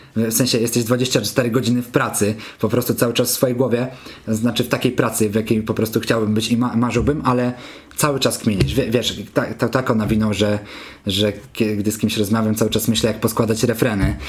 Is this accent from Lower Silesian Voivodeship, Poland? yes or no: yes; Kamienna Góra, Lower Silesian Voivodeship, Poland; also born or lived in Wrocław; now in Warsaw, Poland; jestem z Kamiennej Góry, gdzieś tam mieszkałem potem we Wrocławiu, teraz mieszkam w Warszawie